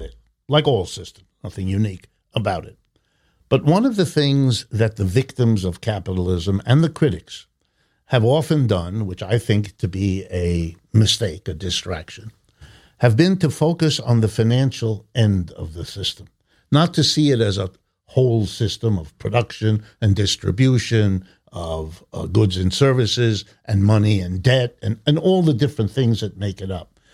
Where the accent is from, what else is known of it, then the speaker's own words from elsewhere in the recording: Youngstown, Ohio, United States; I've spent most of my life here in the United States. I was born in Youngstown, Ohio